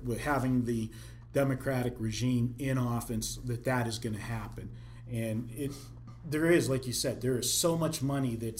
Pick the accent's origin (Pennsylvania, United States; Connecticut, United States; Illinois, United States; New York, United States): Pennsylvania, United States; moved away; the state of Pennsylvania, where I was from